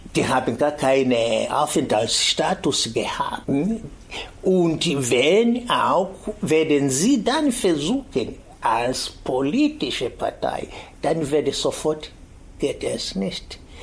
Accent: foot of Kilimanjaro, Tanzania; German is a second language; moved away as an adult; now in Berlin, Germany; Bin ich geboren am Fuß des Kilimanjaro in damalige Deutsch-Ostafrika, heute Tansania

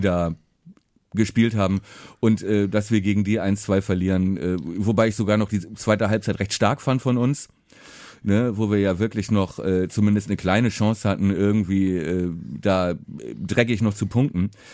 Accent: Buchholz in der Nordheide, Lower Saxony, Germany; Buchholz, Buchholz in der Nordheide, wo äh, ich auch äh, dann äh, ja aufgewachsen bin.

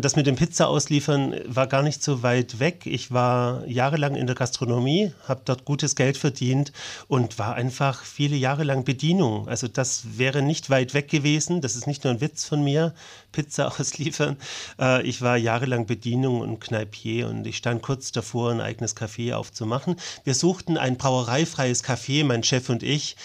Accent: Ulm, Baden-Württemberg, Germany; moved away; also born or lived in Konstanz; meiner Heimatstadt

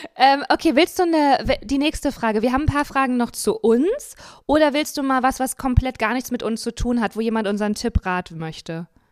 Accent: Dinslaken, North Rhine-Westphalia, Germany; moved away; ich bin in Dienstlagen aufgewachsen

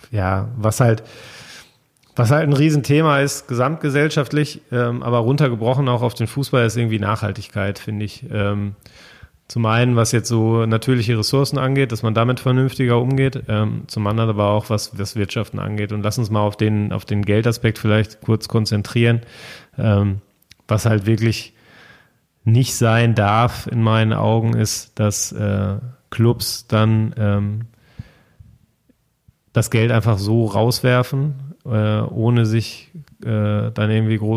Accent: North Rhine-Westphalia, Germany; also ich bin ja mitten im Ruhrgebiet groß geworden

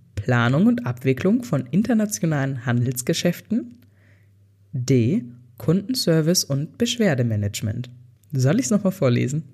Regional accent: Germany; bei uns in Deutschland

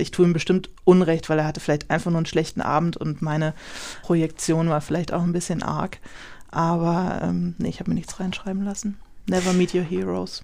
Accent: Rheingau, Hesse, Germany; moved away as an adult; now in Berlin, Germany; ich bin im Rheingau aufgewachsen, bin dann zum Studieren nach Berlin gezogen

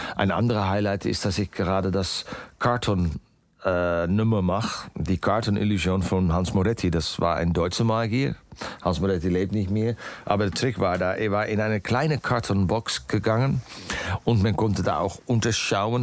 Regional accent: Netherlands; German is a second language; ich bin natürlich äh, äh, aufgewachsen in Holland

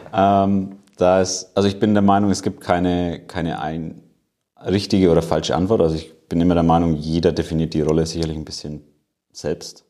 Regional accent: Nuremberg, Bavaria, Germany; Ich komme eigentlich aus Nürnberg, aber bin hier im schönen Standort in Erlangen

